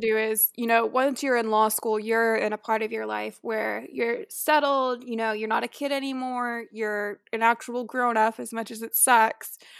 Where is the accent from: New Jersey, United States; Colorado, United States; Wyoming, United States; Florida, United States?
Florida, United States; Tampa; moved away; I'm originally from Tampa, Florida, so like Madison, I am also a Florida girl